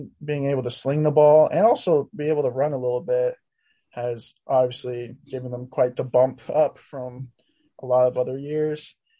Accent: Richmond, Virginia, United States; moved away as an adult; also born or lived in Provo, Utah / Vancouver, Washington; we're from Richmond, by the way. We're not from Northern Virginia

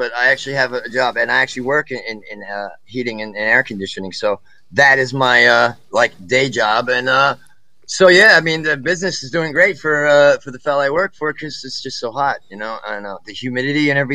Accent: Northeastern New Jersey, United States; I was born in 1984. I was born in Northeastern New Jersey.

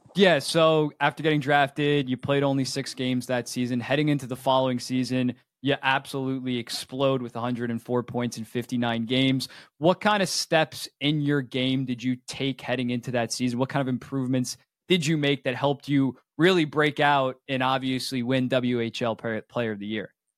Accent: United States; I'm from America

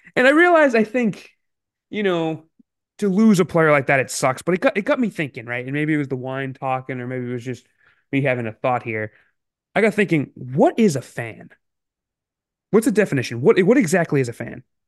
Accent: Massachusetts, United States; I grew up in Massachusetts

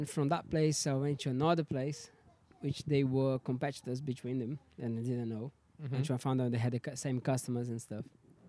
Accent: Brazil; Like, I know what people say about Brazil, how dangerous it is and stuff, but I had a great moment

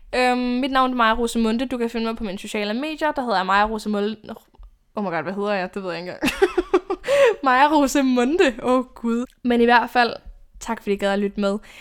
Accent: Odense, Southern Denmark, Denmark; now in Copenhagen, Denmark; min hjemby i Odense

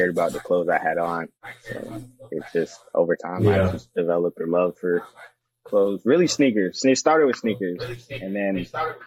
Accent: Atlanta, Georgia, United States; moved away as an adult; now in Kentucky, United States; I'm from Atlanta

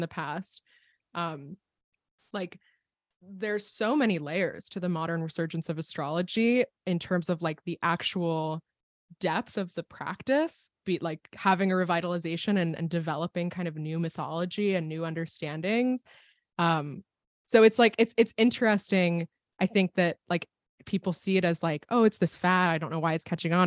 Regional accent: State College, Pennsylvania, United States; I was at Penn State at the time, which is where I grew up. I grew up in Pennsylvania.

